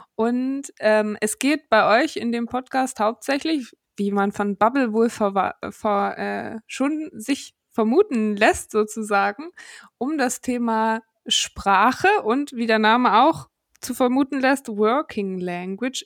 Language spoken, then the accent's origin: German; Saxony-Anhalt, Germany; moved away; ich komme ja aus Sachsen-Anhalt. Und ich mhm. habe immer so einen kleinen äh, Akzent